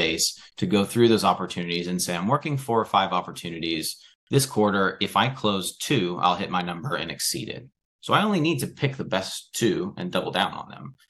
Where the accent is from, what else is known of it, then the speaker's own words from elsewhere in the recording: United States; now in United Kingdom; as an American.